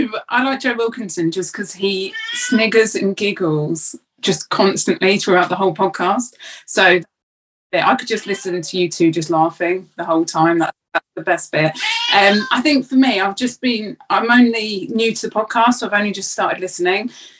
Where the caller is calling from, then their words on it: Hemel Hempstead, East of England, United Kingdom; Hemel Hempstead.